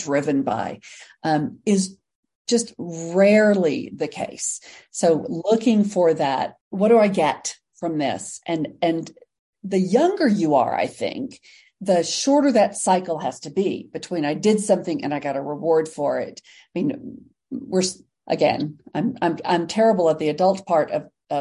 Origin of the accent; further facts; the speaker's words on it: Texas, United States; I'm from Texas